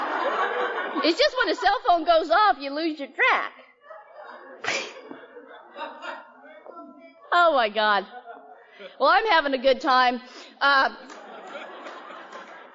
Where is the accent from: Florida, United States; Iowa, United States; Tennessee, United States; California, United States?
California, United States; Bay Area; also born or lived in Chowchilla, California / San Francisco, California; I grew up predominantly in the Bay Area. I lived in San Francisco, down in the Fillmore